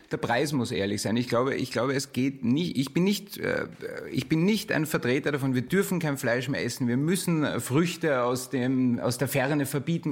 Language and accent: German; Burgenland, Austria; ich komme aus dem Burgenland